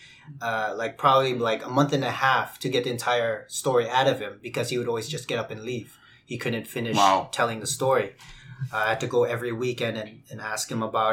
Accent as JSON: {"language": "English", "town": "Winnipeg", "region": "Manitoba", "country": "Canada", "tie": "born or raised there", "said": "growing up in the West End"}